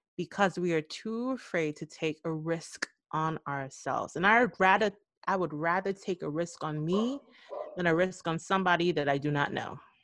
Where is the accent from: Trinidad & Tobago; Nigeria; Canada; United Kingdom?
Trinidad & Tobago; moved away as an adult; also born or lived in New York City; I left my home country of Trinidad and Tobago at the age of 18 years old, never leaving the country before